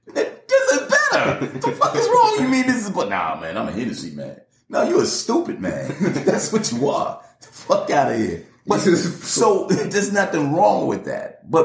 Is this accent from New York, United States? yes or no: no; Atlanta, Georgia, United States; I'm in Atlanta. I grew up in Atlanta.